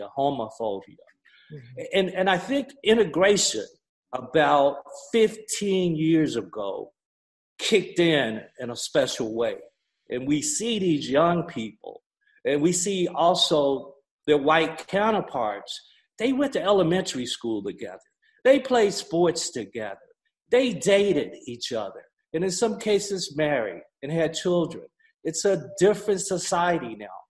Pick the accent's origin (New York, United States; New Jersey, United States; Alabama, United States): Alabama, United States; Gadsden; moved away as an adult; also born or lived in Tennessee; I grew up in Gaston, Alabama, 1952